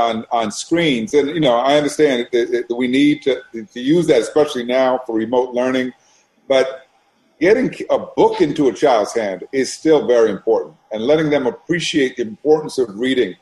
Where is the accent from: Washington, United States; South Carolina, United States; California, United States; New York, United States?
New York, United States; New York City; I grew up in New York City. I grew up in Brooklyn, Brooklyn, New York, a neighborhood called Brownsville